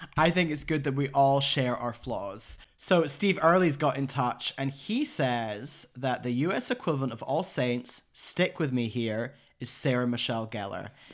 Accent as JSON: {"language": "English", "region": "Scotland", "country": "United Kingdom", "said": "I'm from Scotland."}